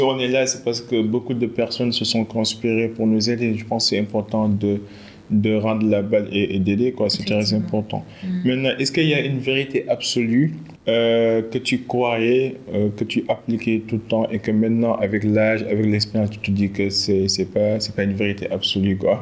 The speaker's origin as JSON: {"language": "French", "country": "Senegal", "said": "on est des Sénégalais"}